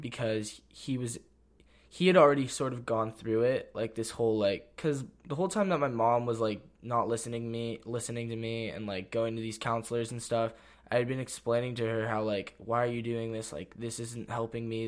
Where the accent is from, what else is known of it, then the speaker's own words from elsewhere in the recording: Santa Cruz, California, United States; also born or lived in San Jose / Los Gatos; I grew up in Santa Cruz